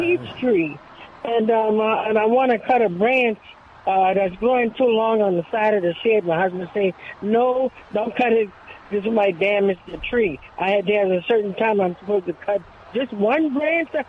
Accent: New Orleans, Louisiana, United States; we're from New Orleans

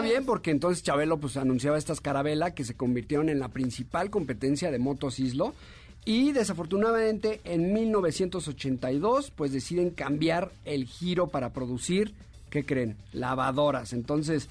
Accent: Mexico; como mexicanos

